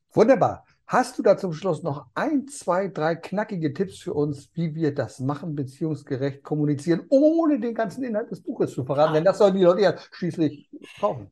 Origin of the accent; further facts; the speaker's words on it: Germany; hier bei uns in Deutschland